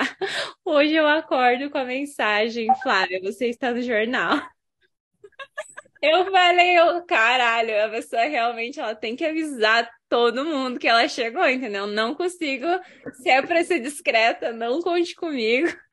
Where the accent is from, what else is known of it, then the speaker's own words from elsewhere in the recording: Curitiba, Paraná, Brazil; moved away; Hoje estou falando de Curitiba, minha terrinha